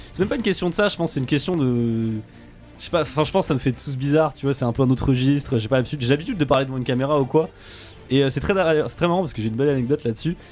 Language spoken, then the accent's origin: French; Japan; moved away; quand j'étais petit, euh, au Japon